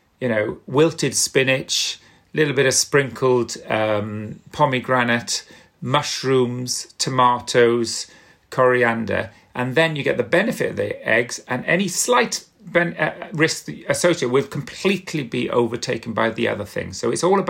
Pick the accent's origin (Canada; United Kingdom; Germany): United Kingdom; South Wales; I'm from South Wales, and we used to love lava bread